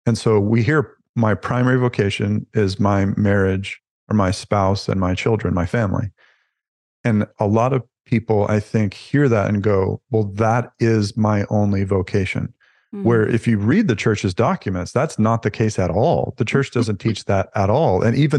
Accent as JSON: {"language": "English", "region": "the South", "country": "United States", "tie": "born or raised there", "moved": "yes", "lives_now": "Canada", "said": "I grew up in the Southern United States, which is fairly conservative. And that was the norm for me and love that it resonates is true for me. And so coming to Canada was a bit of a culture shock"}